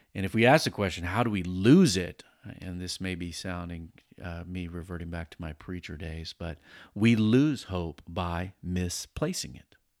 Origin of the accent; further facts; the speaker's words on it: Virginia Beach, Virginia, United States; I grew up over in Virginia Beach, Tidewater area